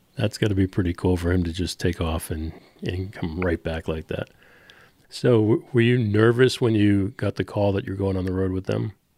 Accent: Boston, Massachusetts, United States; I am a Bostonian through and through

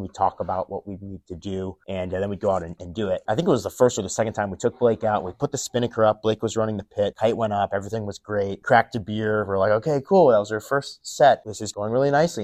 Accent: Midwest, United States; I grew up in the Midwest

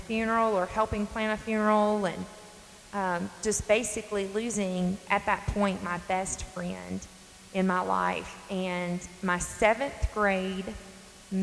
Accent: North Carolina, United States; I'm from North Carolina. I'm sure many of you can catch up on my accent.

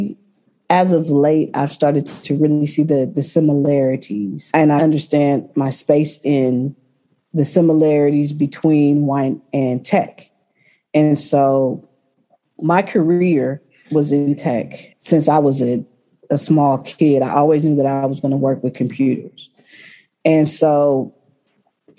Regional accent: Berkeley, California, United States; I grew up in Berkeley, born and raised.

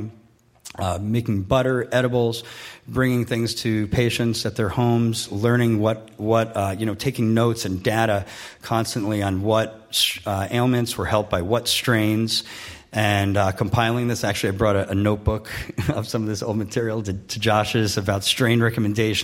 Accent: South Orange, New Jersey, United States; moved away as an adult; also born or lived in Boulder, Colorado; I had trouble growing up in South Orange, New Jersey

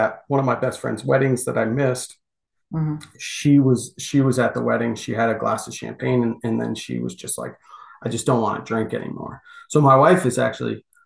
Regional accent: United States; we're American

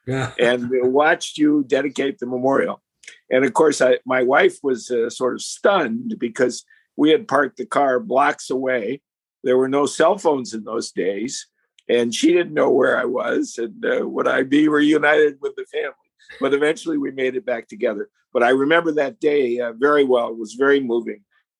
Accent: Thief River Falls, Minnesota, United States; moved away as an adult; now in Washington, D.C., United States; I grew up in northern Minnesota.

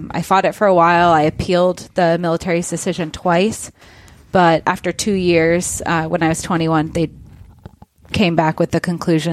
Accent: Kirkland, Washington, United States; I grew up in Kirkland, so I am local.

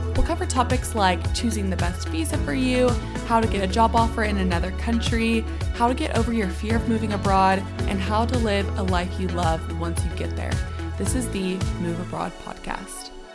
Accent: United States; accent: American; moved away as an adult; now in United Kingdom; I always hold on to my American accent

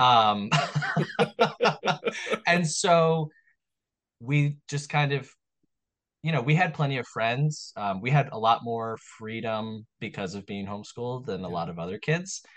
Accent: Long Island, New York, United States; I was born on Long Island in New York

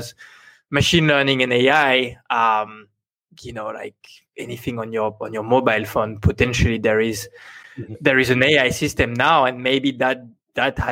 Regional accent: France; accent: French; English is a second language; now in Singapore; I have very... tough French accent

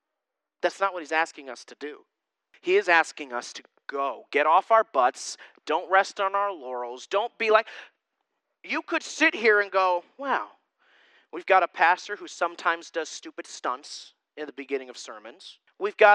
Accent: Susquehanna County area, Pennsylvania, United States; born or raised there

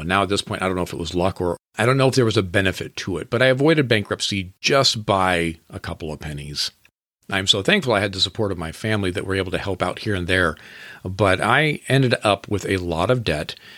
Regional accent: Washington, United States; I grew up in Washington State

